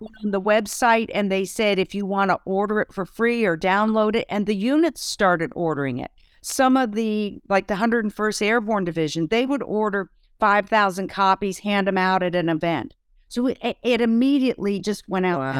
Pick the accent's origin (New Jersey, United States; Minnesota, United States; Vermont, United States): Vermont, United States; moved away as an adult; also born or lived in Heidelberg; we're both from Vermont, we'd go back home to Vermont